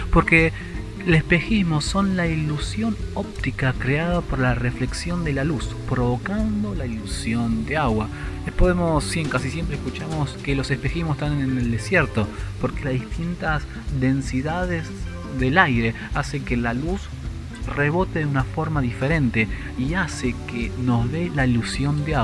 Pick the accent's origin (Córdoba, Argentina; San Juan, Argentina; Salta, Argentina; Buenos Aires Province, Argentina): Buenos Aires Province, Argentina; Soy de Argentina, la provincia de Buenos Aires y tengo 35 años.